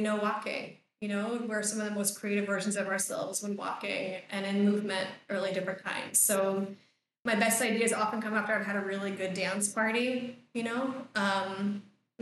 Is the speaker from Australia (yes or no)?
no; United States; moved away; I grew up in the States